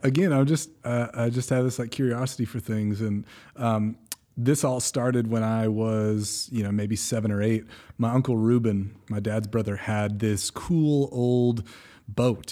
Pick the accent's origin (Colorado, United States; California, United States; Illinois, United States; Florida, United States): California, United States; moved away; I'm originally from California, so I'm living on the Central Coast